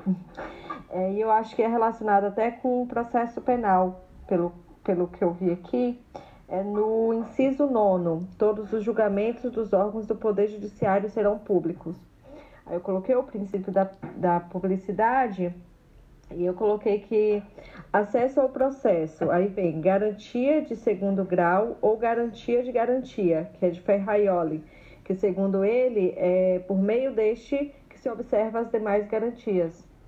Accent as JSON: {"language": "Portuguese", "region": "Bahia", "country": "Brazil", "moved": "yes", "lives_now": "São Paulo, Brazil", "said": "eu sou baiana, mas estou em São Paulo, mas aqui é Bahia."}